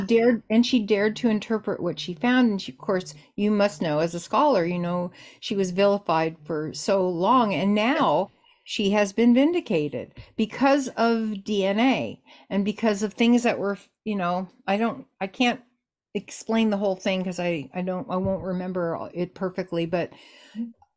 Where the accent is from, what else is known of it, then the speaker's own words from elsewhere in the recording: Los Angeles, California, United States; growing up in Los Angeles at that time